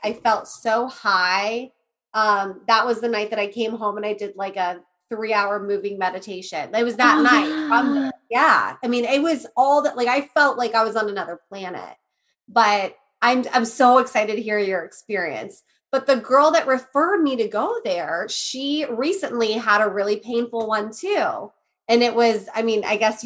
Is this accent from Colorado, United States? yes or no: no; Johnstown, Ohio, United States; my hometown, Johnstown